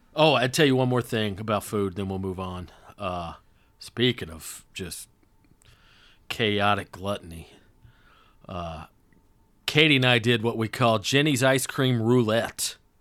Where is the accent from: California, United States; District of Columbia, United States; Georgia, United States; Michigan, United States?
Georgia, United States; North; I just wasn't exposed to Indian food growing up in North Georgia